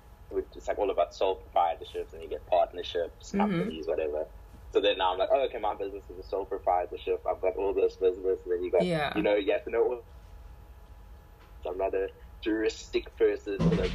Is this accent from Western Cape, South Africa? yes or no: no; Gqeberha, Eastern Cape, South Africa; I'm from Kebeha.